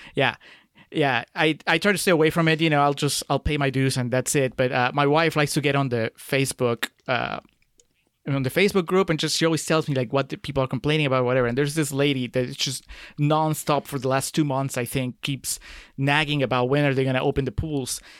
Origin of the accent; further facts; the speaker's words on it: Peru; moved away as an adult; I grew up in Peru.